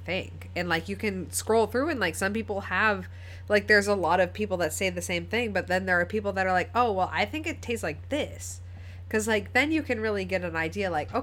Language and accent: English; New England, United States; accent: New England; first language English; It's my New England accent